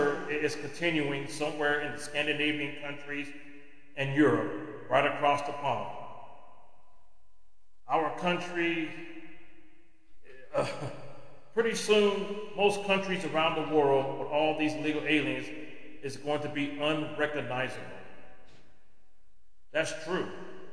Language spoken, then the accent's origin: English; United States; as an American